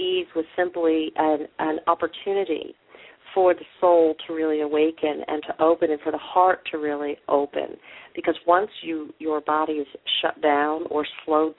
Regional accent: United States; moved away as an adult; also born or lived in Manhattan, New York / St. Louis, Missouri / Upstate New York; I was born originally in New York, New York, in Manhattan, but I was raised in St. Louis and then upstate New York

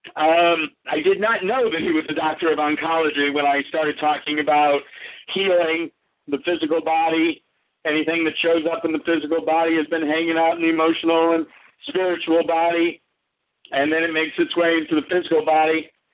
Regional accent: Omaha, Nebraska, United States; I was raised Jewish in Omaha, Nebraska

